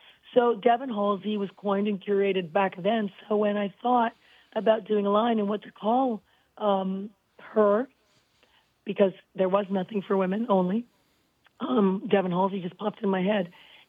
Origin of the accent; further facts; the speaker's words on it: Canada; I don't apologize too often, although I am Canadian. Every other word is sorry.